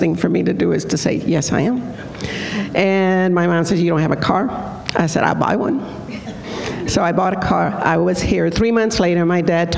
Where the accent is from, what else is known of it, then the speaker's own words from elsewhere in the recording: Mexico; now in Houston, United States; I became a naturalized citizen because I was born in Mexico